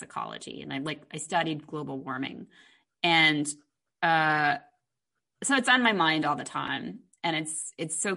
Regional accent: New York, United States; moved away as an adult; now in Los Angeles, United States; being a New Yorker

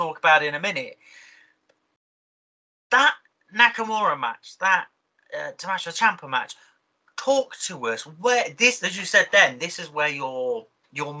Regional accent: Oxford, South East England, United Kingdom; I'm from Oxford.

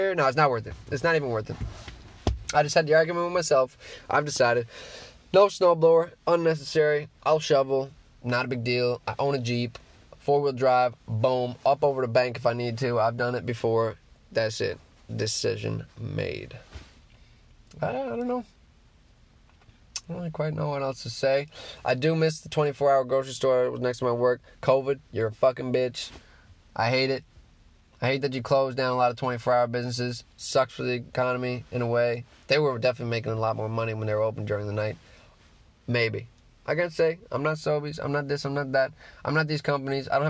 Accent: Newfoundland and Labrador, Canada; I'm a Newfoundlander

